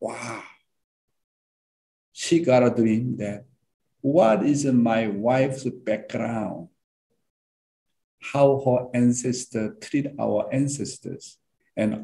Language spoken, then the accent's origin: English; South Korea; I went down to my hometown